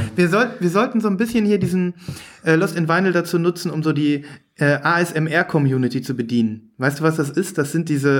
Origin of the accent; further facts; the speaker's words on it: Saerbeck, North Rhine-Westphalia, Germany; Ich komme ja aus dem Münsterland.